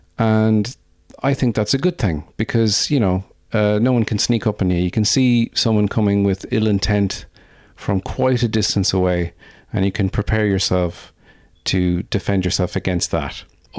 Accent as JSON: {"language": "English", "town": "Birr", "region": "Offaly", "country": "Ireland", "tie": "born or raised there", "said": "I am an Offaly man. That's right, born and raised in Offaly."}